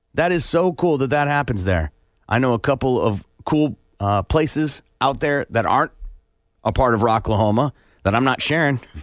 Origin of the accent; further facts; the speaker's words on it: Iowa, United States; also born or lived in Kansas City; now in Tulsa, United States; I grew up in Iowa, lived most of my life growing up there.